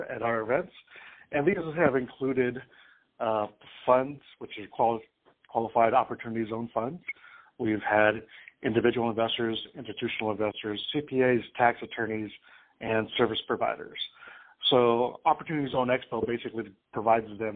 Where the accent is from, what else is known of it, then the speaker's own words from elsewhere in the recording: Santa Ana, California, United States; I grew up in Santa Ana, California, which is the county seat